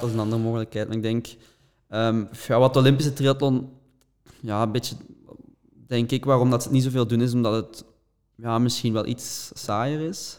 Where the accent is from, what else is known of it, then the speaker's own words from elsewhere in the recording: Belgium; als Belgen